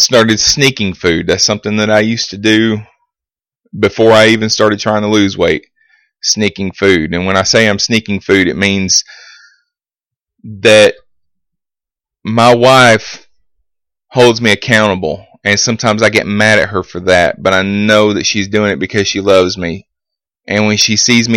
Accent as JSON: {"language": "English", "town": "Vincent", "country": "United States", "tie": "born or raised there", "said": "my hometown of Vincent"}